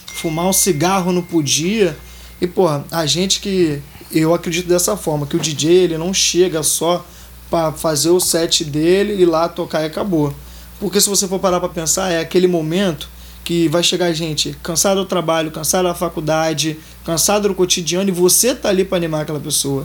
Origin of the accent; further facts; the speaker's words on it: Minas Gerais, Brazil; also born or lived in Nova Iguaçu, Rio de Janeiro / Tinguá, Rio de Janeiro / Vidigal, Rio de Janeiro; now in Rio de Janeiro, Brazil; Então, eu era de Minas. Eu vou pra, fui para Nova Iguaçu, morei em Tinguá um bom tempo com meus pais. E hoje em dia eu tô residindo no Vidigal